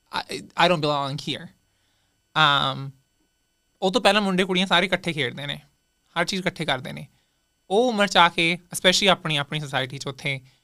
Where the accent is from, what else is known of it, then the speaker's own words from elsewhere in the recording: Bhawanigarh, Punjab, India; moved away as an adult; also born or lived in Nabha; now in Toronto, Canada; ਮੇਰਾ ਜਨਮ ਵੈਸੇ ਹੋਇਆ ਸੀ ਜੀ ਨਾਬੇ